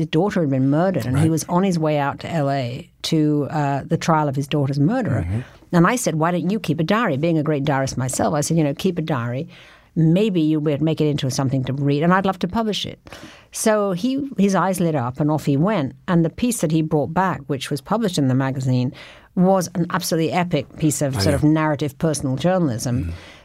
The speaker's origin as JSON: {"language": "English", "region": "London", "country": "United Kingdom", "moved": "as an adult", "said": "I was from London, and so it was all new to me"}